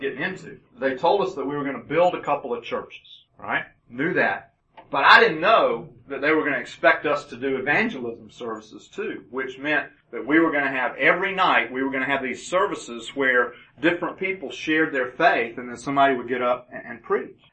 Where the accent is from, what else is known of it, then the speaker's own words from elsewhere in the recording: Augusta, Georgia, United States; also born or lived in Birmingham, Alabama / Chatsworth, Georgia / Lawrenceville, Georgia / Roswell, Georgia; At age four, we moved to Augusta, Georgia, and that became home